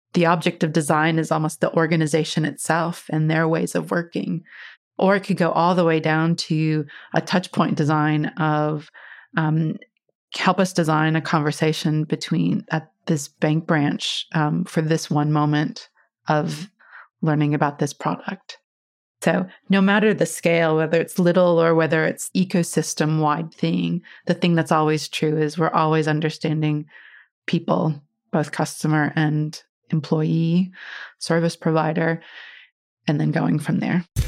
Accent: Iowa, United States; moved away; I grew up in Iowa, back in the States, right in the middle.

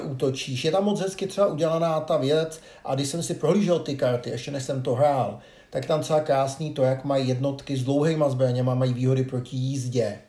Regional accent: Czechia; jako Češi

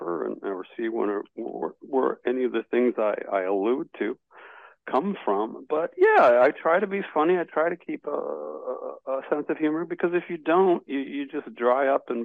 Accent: Detroit, Michigan, United States; now in New York, United States; I was born in Detroit.

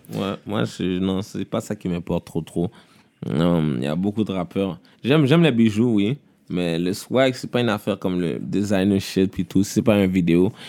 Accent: Montreal, Quebec, Canada; Je viens de Québec, là. Je viens de Montréal

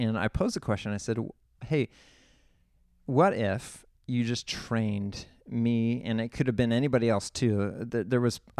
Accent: San Luis Obispo, California, United States; I'm from the San Luis Obispo area. I went to Atascadero High School.

